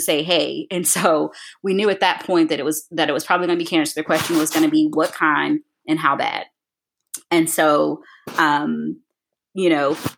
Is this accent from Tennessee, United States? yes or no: yes; Nashville, Tennessee, United States; also born or lived in Rio Grande Valley, Texas / Chicago; now in Atlanta, United States; I'm originally from Nashville